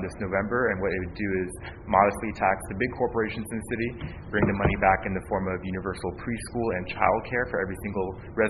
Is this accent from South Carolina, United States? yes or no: no; South San Francisco, California, United States; I was born and raised in South San Francisco to a working class family. Father was a FedEx worker, my mother, Taiwanese immigrant